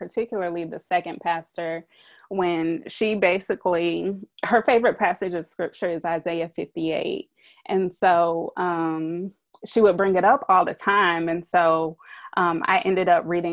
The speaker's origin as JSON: {"language": "English", "town": "Durham", "region": "North Carolina", "country": "United States", "tie": "born or raised there", "also_born_or_lived": "Tucson", "moved": "yes", "said": "I grew up in Durham"}